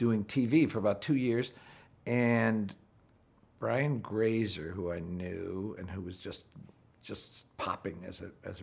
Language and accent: English; Wheaton, Illinois, United States; moved away as an adult; also born or lived in New York; I grew up in Wheaton, Illinois